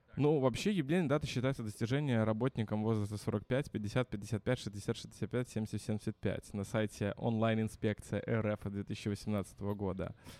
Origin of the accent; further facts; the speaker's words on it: Minsk, Belarus; also born or lived in Saint Petersburg, Russia; я вернулся из Питера на родину в Минск